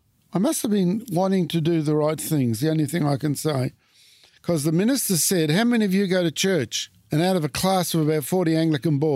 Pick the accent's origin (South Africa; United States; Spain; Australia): Australia; Port Lincoln, South Australia; also born or lived in Adelaide; I was brought up in Adelaide, and then in 1949, my dad got a transfer to Port Lincoln as a meat inspector. And I ended up going right through primary school pretty well in Port Lincoln from 1949 to 1956.